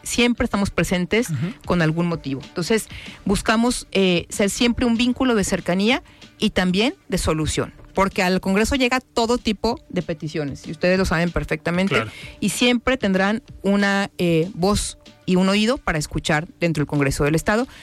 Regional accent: Guadalajara, Jalisco, Mexico; nací en la Colonia Independencia y desde ahí he venido trabajando desde muy chava

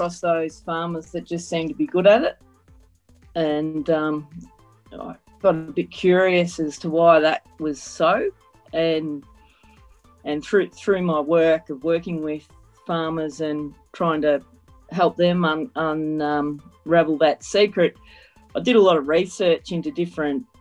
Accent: northern Victoria, Australia; I grew up on our family. Farm is still operational here in northern Victoria

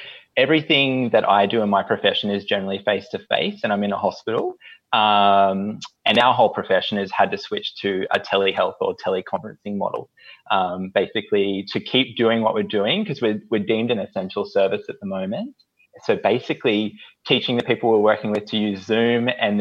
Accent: Northern New South Wales, Australia; moved away as an adult; now in Brisbane, Australia; I grew up in Northern New South Wales and then moved up here for uni

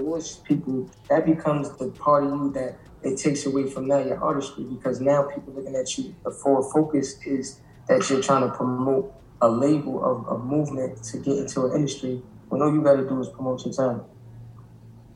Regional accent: New York City, New York, United States; I'm from Brooklyn

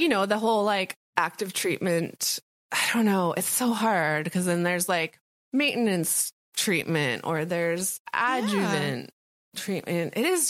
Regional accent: Guatemala; I am from Guatemala.

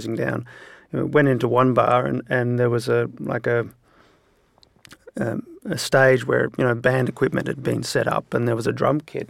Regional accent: Sydney, New South Wales, Australia; grew up in Balmain here in Sydney

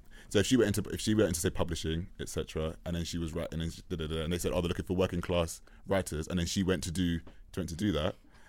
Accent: London, United Kingdom; accent: South London; where are you from? And I was like, oh yeah, Northwest London. They're like, oh, you got a really South London voice.

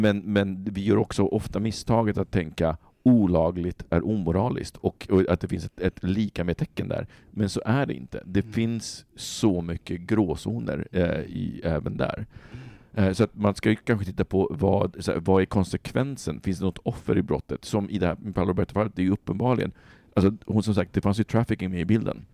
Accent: Sweden; vi som svenskar

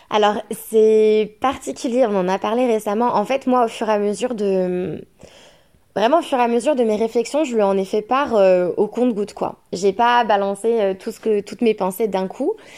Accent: France; le papa est anglais, moi je suis française

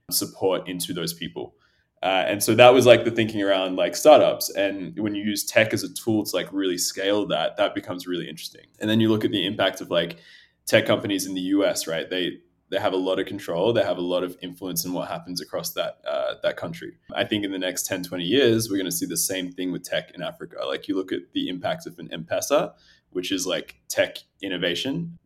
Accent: Australia; also born or lived in Ethiopia / Addis Ababa, Ethiopia; I'm originally from Ethiopia, so my parents were born there. I grew up in Australia, but I used to travel back a lot as a kid

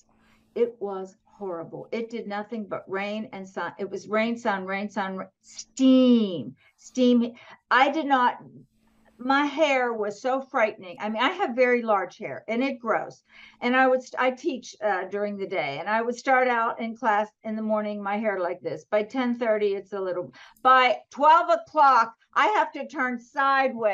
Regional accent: southwestern Pennsylvania, United States; now in Atlanta, United States; I grew up in a small town in southwestern Pennsylvania.

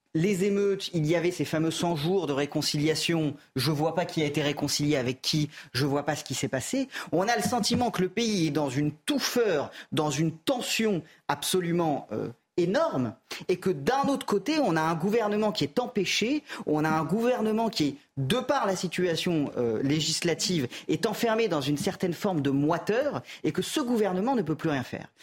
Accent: France; je suis un Français comme les autres

